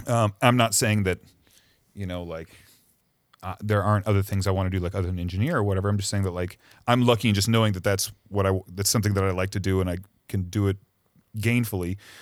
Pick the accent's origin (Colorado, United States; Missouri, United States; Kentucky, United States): Missouri, United States; moved away as an adult; also born or lived in Cleveland / New York / Chicago; now in Los Angeles, United States; raised in Missouri